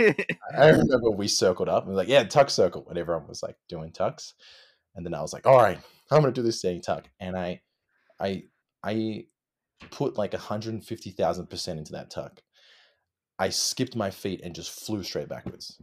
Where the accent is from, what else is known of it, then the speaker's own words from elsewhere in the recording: Sydney, New South Wales, Australia; moved away as an adult; also born or lived in Melbourne, Australia; I'm originally from, I was born in Sydney